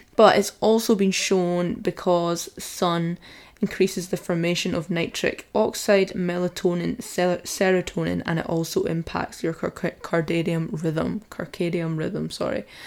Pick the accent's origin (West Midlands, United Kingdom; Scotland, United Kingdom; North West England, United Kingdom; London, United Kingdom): Scotland, United Kingdom; I've got quite a dark skin tone for being Scottish